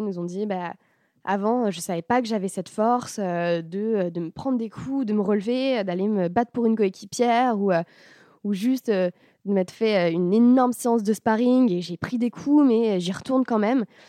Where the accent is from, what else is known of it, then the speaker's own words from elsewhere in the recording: France; on est français